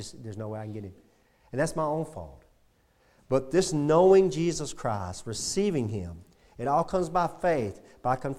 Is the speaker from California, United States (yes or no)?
no; Brownwood, Texas, United States; growing up in Brownwood area